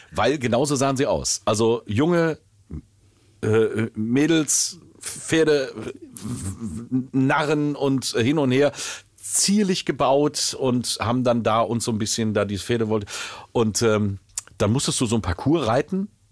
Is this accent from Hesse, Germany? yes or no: yes; Willingen, Hesse, Germany; ich bin Waldecker. Das ist Landkreis Waldeck-Frankenberg.